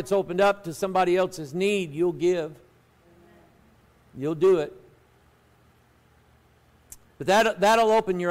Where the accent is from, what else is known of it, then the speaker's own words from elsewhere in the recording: United States; But I was born in America.